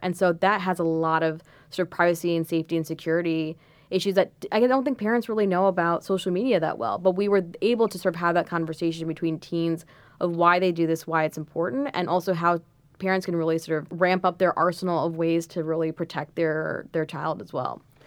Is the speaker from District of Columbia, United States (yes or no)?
yes; Washington, D.C. area, District of Columbia, United States; moved away as an adult; also born or lived in Los Angeles; now in New York, United States; I'm originally from the Washington, D C area, Um, I went to high school there